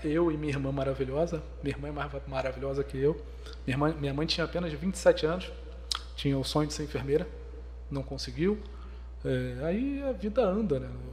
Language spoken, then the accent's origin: Portuguese; Petrópolis, Rio de Janeiro, Brazil; nasci na região serrana do Rio, nasci em Itaipava, uma grande colônia que é quase uma cidade.